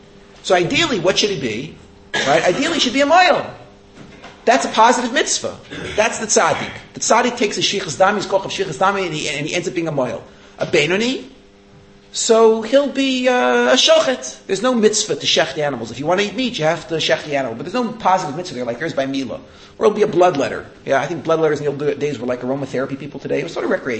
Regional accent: United States; moved away; growing up in America

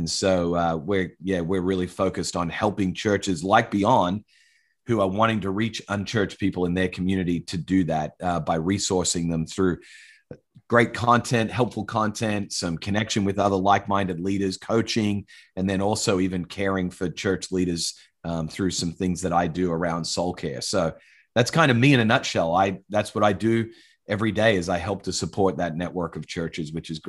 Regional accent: Australia; also born or lived in United States; I'm an Australian, but also have lived quite a bit of time over in the US, was born to American parents in Australia, so I'm a dual citizen.

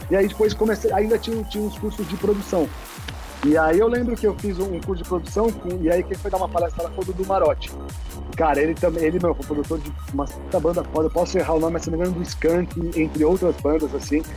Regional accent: São Paulo, Brazil; eu sou de São Paulo, moro em São Paulo, capital.

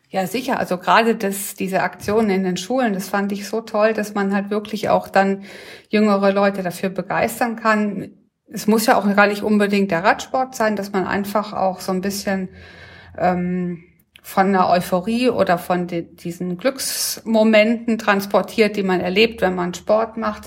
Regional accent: Ettringen, Rhineland-Palatinate, Germany; in Ettringen groß geworden.

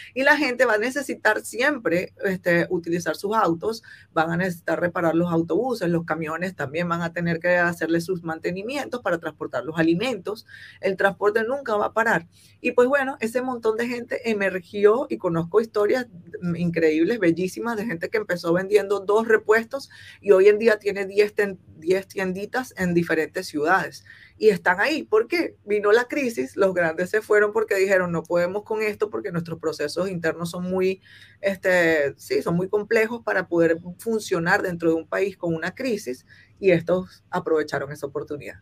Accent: Venezuela; moved away as an adult; now in Guangzhou, China; en Venezuela, que es mi país natal

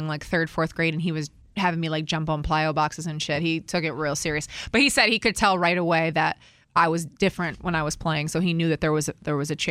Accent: Collingswood, New Jersey, United States; So, I'm originally from New Jersey. So, I went to Collingswood High School in New Jersey

